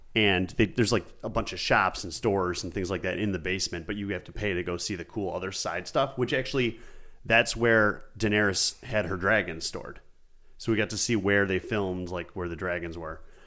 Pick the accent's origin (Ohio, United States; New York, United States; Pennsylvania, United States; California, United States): New York, United States; Buffalo; I'm from Buffalo, like Andy